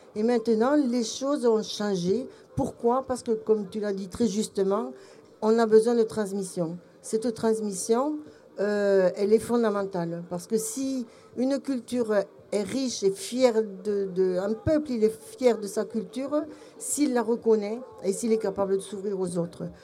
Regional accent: Belgium; now in France; mon cœur d'étrangère au pays, puisque je suis belge mais je me suis soignée

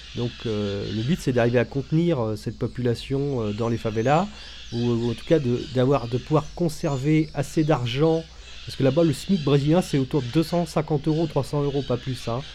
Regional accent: France; en tant que Français

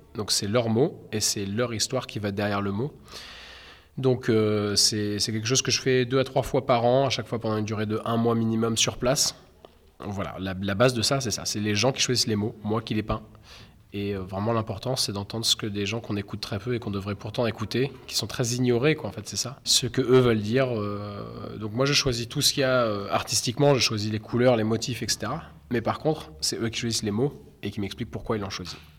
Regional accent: Caen, Normandy, France; je suis un artiste peintre euh, britannique et normand, euh, et je viens de Caen

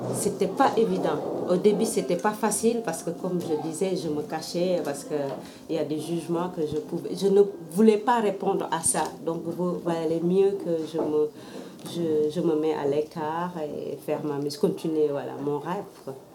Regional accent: Senegal; now in France; je suis sénégalaise et je vis en France

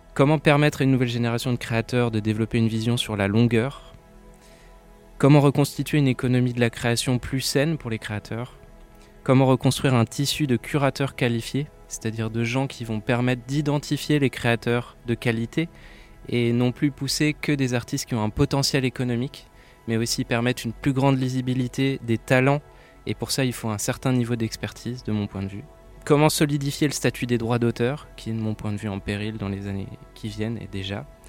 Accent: Saint-Nazaire, Pays de la Loire, France; je viens de Saint-Nazaire, donc j'ai grandi avec cette culture de l'éducation populaire

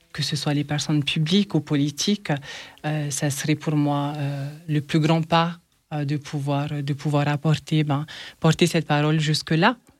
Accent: French Polynesia; now in France; chez moi, euh, à Tahiti

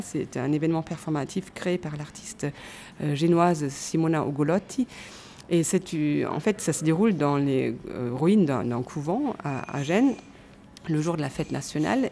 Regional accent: Cologne, North Rhine-Westphalia, Germany; moved away; ma ville natale, Cologne

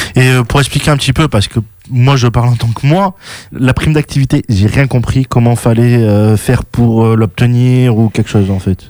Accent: Bordeaux, Nouvelle-Aquitaine, France; je suis né à Bordeaux

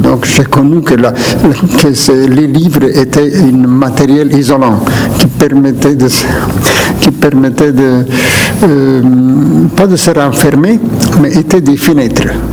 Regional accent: Naples, Campania, Italy; first language Neapolitan; French is a second language; Naples est mon de départ. Je suis né là, je suis grandi là. ma langue maternelle première était

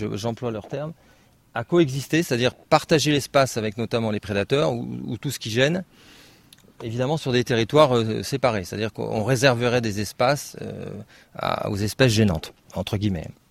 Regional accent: Western Pyrenees, Nouvelle-Aquitaine, France; je viens des Pyrénées euh, occidentales

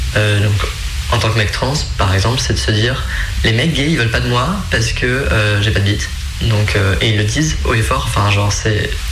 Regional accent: Creuse, Nouvelle-Aquitaine, France; je viens de Creuse, hein. donc euh, il faut le contexte aussi, hein, la campagne profonde

